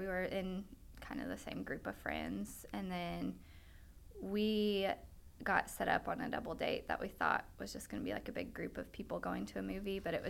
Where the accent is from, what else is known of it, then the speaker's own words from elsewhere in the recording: Lexington, Kentucky, United States; moved away as an adult; also born or lived in Pikeville, Kentucky; People that always ask me when they found out I was from Lexington.